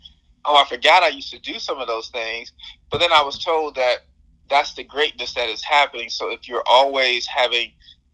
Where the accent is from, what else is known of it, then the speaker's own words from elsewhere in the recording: Atlanta, Georgia, United States; I'm from Atlanta and I have this southern charm